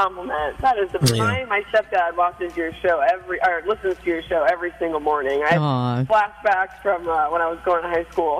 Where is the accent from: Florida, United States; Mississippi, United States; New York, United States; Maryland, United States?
New York, United States; New York City; also born or lived in Albany, New York; Yeah, so I was born and raised here on Staten Island.